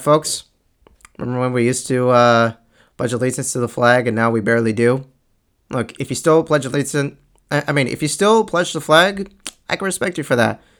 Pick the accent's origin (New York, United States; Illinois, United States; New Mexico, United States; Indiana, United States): New York, United States; Long Island; I'm from Long Island, and and and I live a few towns like after Bethpage